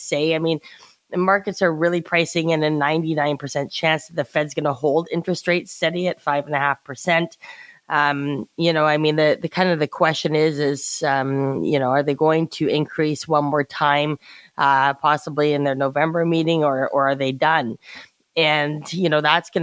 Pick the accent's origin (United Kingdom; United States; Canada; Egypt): Canada; as a Canadian